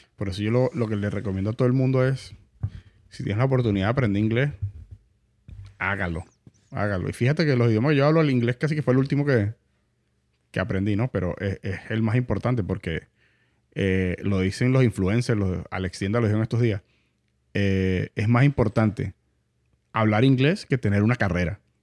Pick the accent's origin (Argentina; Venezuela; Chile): Venezuela; now in United States; yo soy mitad aquí, mitad allá, venezolano, italiano